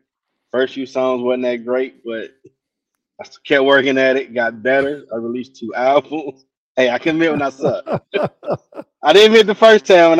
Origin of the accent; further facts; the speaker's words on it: Detroit, Michigan, United States; I'm from Detroit.